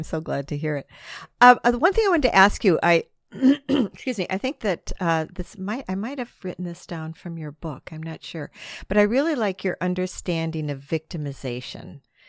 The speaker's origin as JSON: {"language": "English", "country": "United States", "said": "because I'm American, that I'm sure that we have the same problem in the States."}